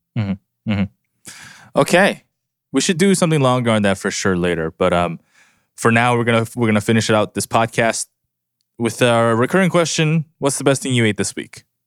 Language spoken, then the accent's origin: English; Southern California, United States; I grew up in Southern California.